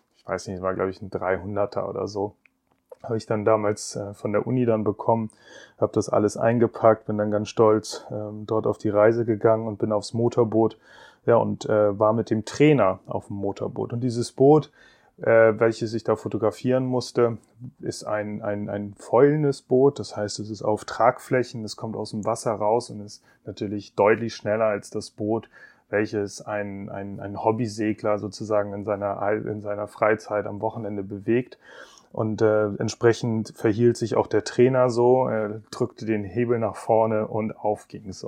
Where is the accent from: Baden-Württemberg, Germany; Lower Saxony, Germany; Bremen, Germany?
Bremen, Germany; ich bin in Bremen aufgewachsen